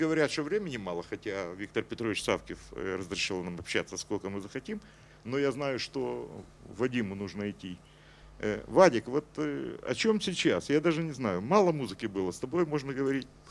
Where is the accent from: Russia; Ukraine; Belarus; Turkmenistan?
Ukraine; Kyiv; я киевлянин, и что я из Украины